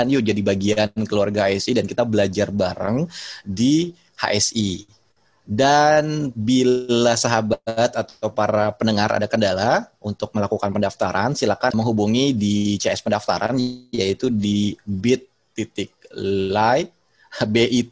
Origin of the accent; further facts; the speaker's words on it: West Java, Indonesia; Saya orang Sunda juga sebetulnya.